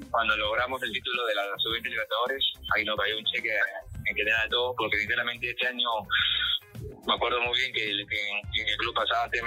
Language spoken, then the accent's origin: Spanish; Comas, Lima, Peru; yo soy de Rico comas